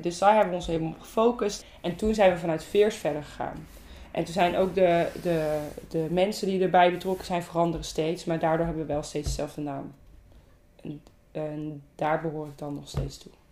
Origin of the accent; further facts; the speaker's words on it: Zeeland, Netherlands; now in Ede, Netherlands; ik ben echt een verschrikkelijk Zeeuws meisje eigenlijk. Want ik wil altijd zeggen dat ik uit Zeeland kom